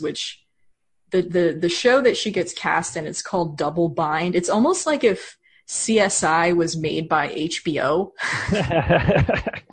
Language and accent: English; United States; as an American